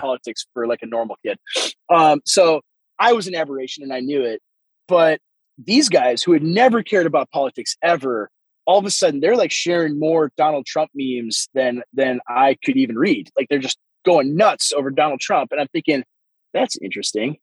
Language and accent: English; Waseca, Minnesota, United States; moved away as an adult; I am uh, a pastor in rural southern Minnesota in a very small town, actually, my hometown where I was born and raised, uh, Minnesota